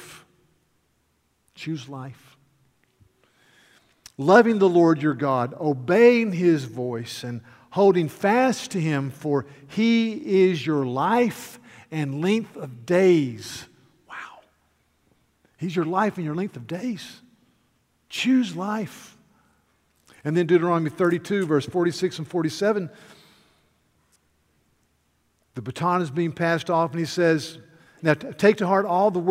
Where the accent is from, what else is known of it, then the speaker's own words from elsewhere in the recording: North Carolina, United States; I am from North Carolina